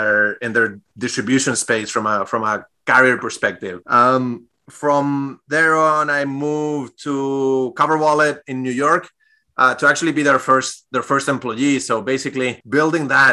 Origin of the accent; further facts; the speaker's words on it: Spain; English is a second language; moved away as an adult; also born or lived in Europe; now in United States; I'm originally from Spain. Grew up there and moved to the U.S. About 6 years ago now.